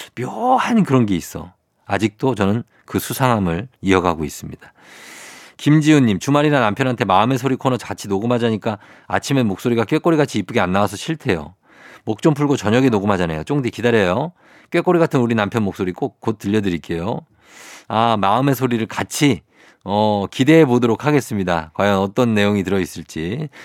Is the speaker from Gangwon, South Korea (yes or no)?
no; Seoul, South Korea; born or raised there